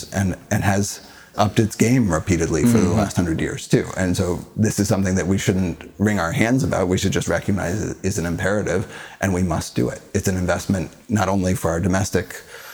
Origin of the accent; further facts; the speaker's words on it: Colorado, United States; I grew up in Colorado